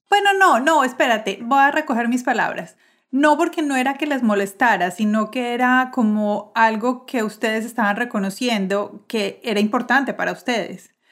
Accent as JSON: {"language": "Spanish", "country": "Colombia", "said": "nosotros los colombianos"}